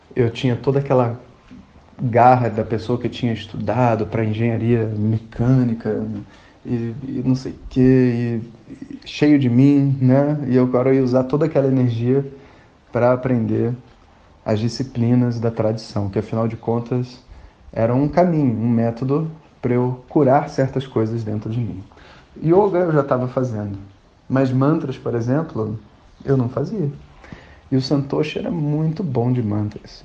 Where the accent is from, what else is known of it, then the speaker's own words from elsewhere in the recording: Rio de Janeiro, Brazil; sou carioca e tava no Rio de Janeiro